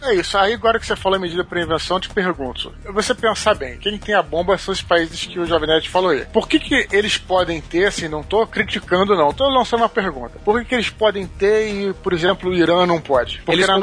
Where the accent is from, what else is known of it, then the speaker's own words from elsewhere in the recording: Brazil; enquanto brasileiro